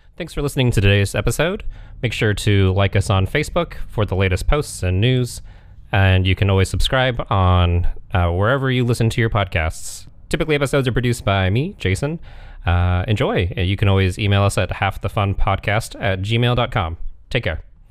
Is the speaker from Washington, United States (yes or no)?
yes; Eastern Washington, United States; I'm from Eastern Washington